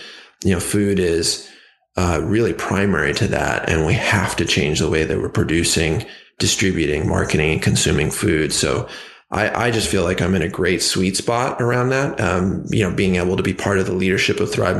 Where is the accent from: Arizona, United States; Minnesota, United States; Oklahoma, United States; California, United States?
California, United States; Ojai; the town that I grew up on called in Ojai, California